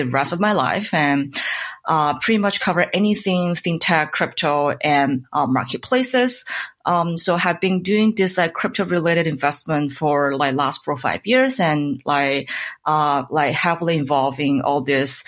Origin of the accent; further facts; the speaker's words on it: Guangzhou, Guangdong, China; English is a second language; moved away as an adult; also born or lived in Pittsburgh, United States; now in Bay Area, United States; I was born and raised in China, and so I did my undergrad like just back in Guangzhou, and so I'm a Cantonese